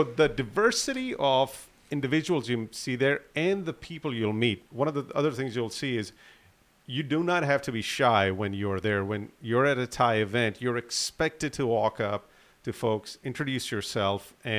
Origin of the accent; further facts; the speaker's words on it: Atlanta, Georgia, United States; born there; My parents are from Pakistan, and I was born in Atlanta when my father used to teach at Georgia Tech.